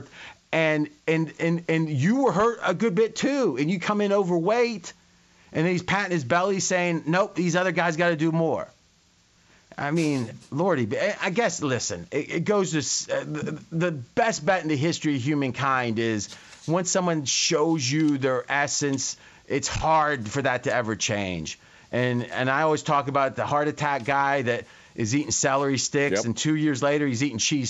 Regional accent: Ohio, United States; now in Las Vegas, United States; I grew up in Ohio, so Cincinnati's where it came from

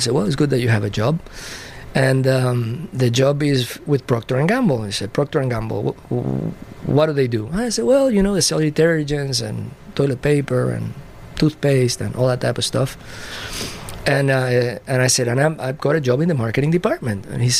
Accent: Puerto Rico; also born or lived in Cadiz, Spain; Well, I was born in Cadiz, Spain, a small city in the outermost southern part of Spain, close to the Strait of Gibraltar. Mm-hmm. I lived there until I was about 7 years old. My father was Spaniard, my mother Puerto Rican. So when I was seven, we went to Puerto Rico.

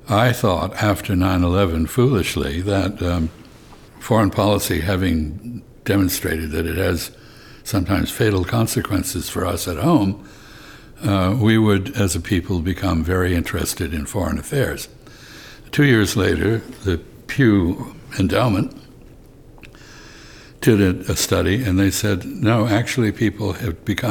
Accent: United States; as an American

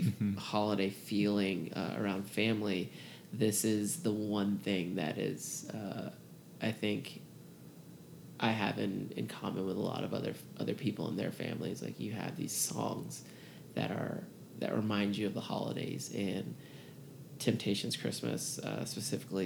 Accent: Atlanta, Georgia, United States; also born or lived in Baton Rouge, Louisiana; I lived there until I was six and then moved to Atlanta. So, I mean, Atlanta is home, but I was born in Baton

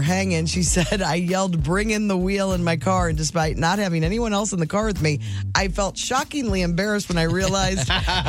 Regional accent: the South, United States; I was raised in the South.

